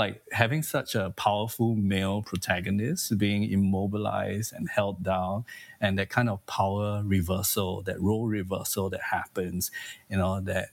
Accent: Singapore; I'm from Singapore, and there's corporal punishment in our education system

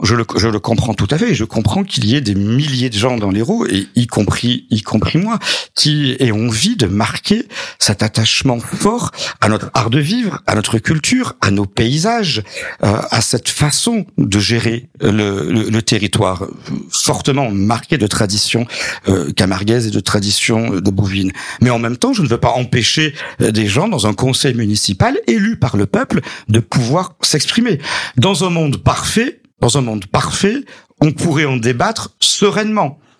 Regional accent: Clapiers, Occitania, France; also born or lived in Montpellier / Jacou; je suis né à Montpellier, j'ai grandi à Clapier, je suis le maire de Jacou

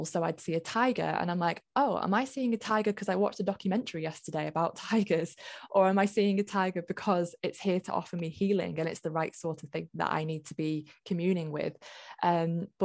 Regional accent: Lancashire, North West England, United Kingdom; I grew up in Lancashire, fairly close to a place called Pendle

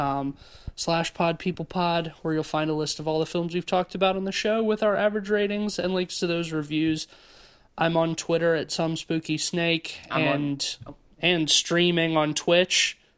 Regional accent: Oakland, California, United States; I'm from Oakland, though.

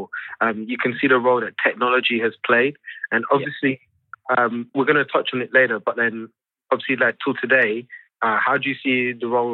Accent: London, United Kingdom; all of us grew up in Ems, innit, in London

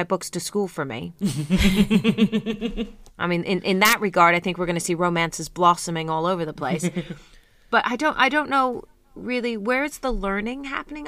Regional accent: United Kingdom; we're uptight and we're British

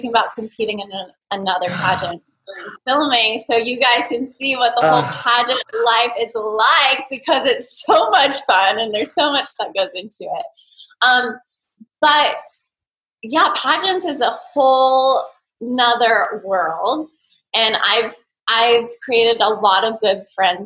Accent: Thousand Oaks, California, United States; I'm from Thousand Oaks, California. It's a suburb a little bit north

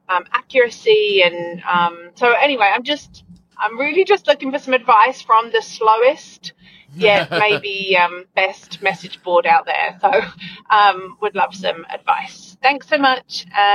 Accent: United Kingdom; now in Florida, United States; from Florida. Real quick before I ask my question, Matt, you had said I came by way of Brisbane. I'm actually British, but fun fact, if you live in Florida for 20 years and come from the UK, you end up sounding Australian.

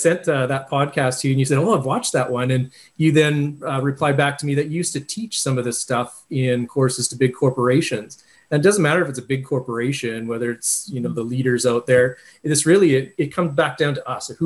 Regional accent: Viking, Alberta, Canada; I'm from the Viking area.

